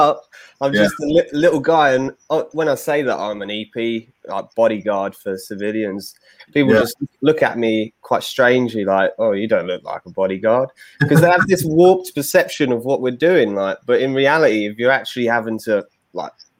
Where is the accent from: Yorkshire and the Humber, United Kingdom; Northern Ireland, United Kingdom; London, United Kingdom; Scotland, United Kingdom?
London, United Kingdom; accent: London; So I'm obviously English. You can tell by my accent from London.